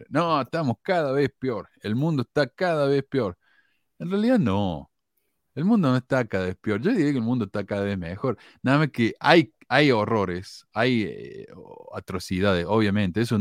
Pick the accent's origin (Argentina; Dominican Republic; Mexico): Argentina; moved away; Eh, cuando yo me fui de Argentina, habían 298 mil miembros.